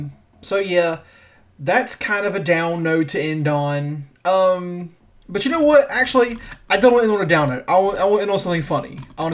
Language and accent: English; the South, United States; we're from the South, and people always think people from the South are just like are familiar with guns. And me and Seth were definitely raised with guns constantly being around.